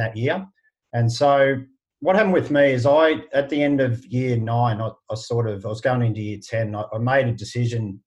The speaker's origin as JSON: {"language": "English", "town": "Shepparton", "region": "Victoria", "country": "Australia", "tie": "born or raised there", "said": "people know I'm from Shepparton within a couple of minutes"}